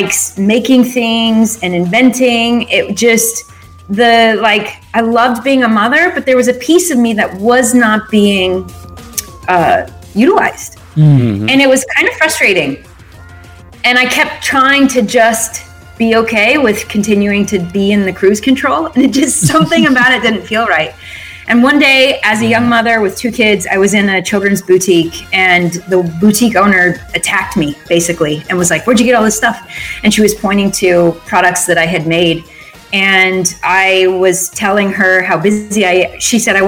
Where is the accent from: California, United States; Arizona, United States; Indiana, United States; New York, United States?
Arizona, United States; Phoenix; moved away as an adult; also born or lived in Utah; I grew up in Phoenix, Arizona